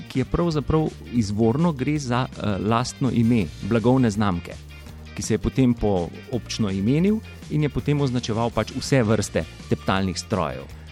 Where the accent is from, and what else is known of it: Slovenia